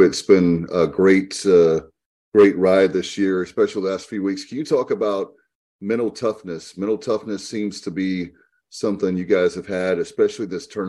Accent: Martin County, North Carolina, United States; Beargrass has population 100. Okay, and I'm not making. I'm from Martin.

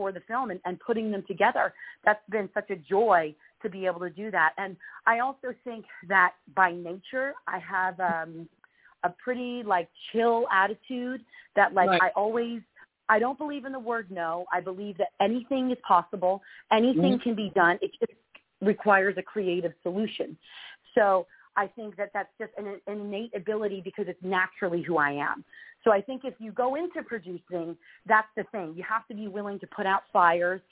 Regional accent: Union, New Jersey, United States; moved away as an adult; now in Los Angeles, United States; I grew up in New Jersey, and in Union, New Jersey, which is right outside of New York City

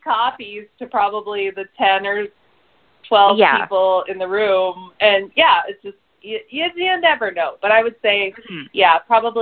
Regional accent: Seattle, Washington, United States; I grew up in the Seattle area

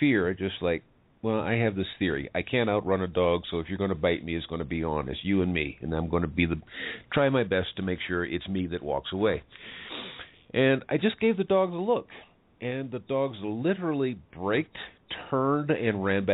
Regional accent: United States; now in Mexico; I'm an American, lives in Mexico

